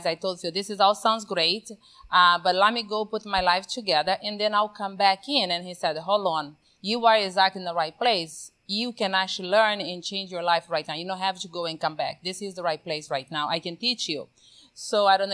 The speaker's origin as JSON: {"language": "English", "country": "Brazil", "tie": "born or raised there", "moved": "yes", "lives_now": "Texas, United States", "said": "So grew up, born and raised in Brazil, not just Brazil, but in the middle of the Amazon, where there is no electricity whatsoever."}